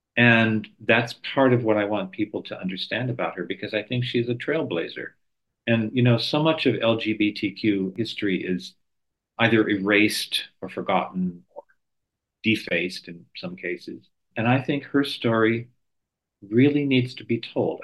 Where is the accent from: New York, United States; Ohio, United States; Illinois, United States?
New York, United States; moved away; been wonderful to be back in New York. I am a New Yorker